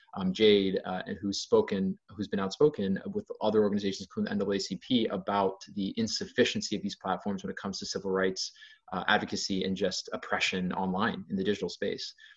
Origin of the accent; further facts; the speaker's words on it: Ohio, United States; I'm from Ohio, so I bring a, less of a coastal perspective per se